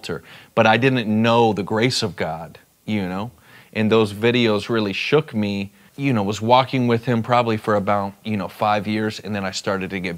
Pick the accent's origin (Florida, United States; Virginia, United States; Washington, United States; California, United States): Florida, United States; South; also born or lived in Dallas, Texas; I was born in Dallas, Texas, and moved to South Florida at a young age with my family